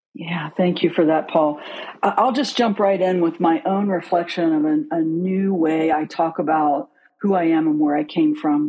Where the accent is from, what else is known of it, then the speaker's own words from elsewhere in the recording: outside of Pittsburgh, Pennsylvania, United States; moved away; also born or lived in Newton, West Virginia; I grew up outside of Pittsburgh, but I'm from West Virginia